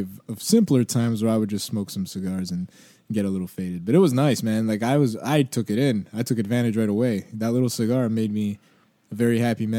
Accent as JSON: {"language": "English", "country": "Canada", "said": "And we're also Canadian"}